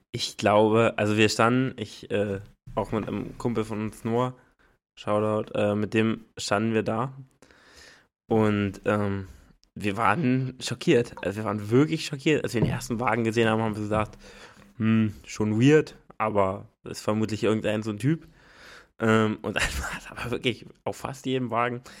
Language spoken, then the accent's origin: German; the East, eastern Germany, Germany; wir kommen ja aus dem Osten